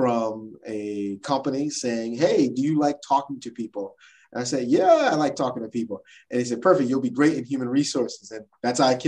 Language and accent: English; New Jersey, United States; I am from South New Jersey, the state of New Jersey from the United States. And I was born and raised in New Jersey